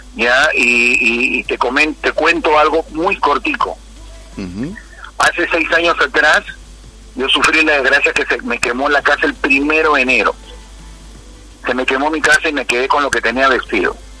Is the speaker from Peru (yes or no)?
yes; Peru; moved away as an adult; also born or lived in Venezuela / Curaçao; cuando yo salí de Perú y llegué a Venezuela